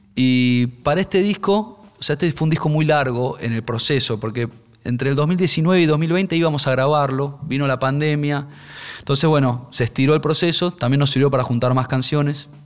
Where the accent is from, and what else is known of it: Argentina